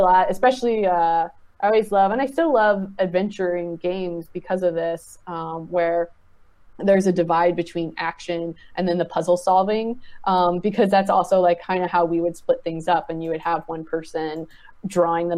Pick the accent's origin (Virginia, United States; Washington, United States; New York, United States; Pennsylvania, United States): Virginia, United States; Richmond; growing up in Richmond, Virginia, playing video games in the suburbs